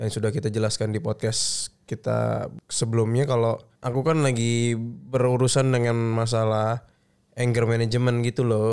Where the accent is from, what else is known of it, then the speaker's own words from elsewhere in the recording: Betawi, Jakarta, Indonesia; gue Betawi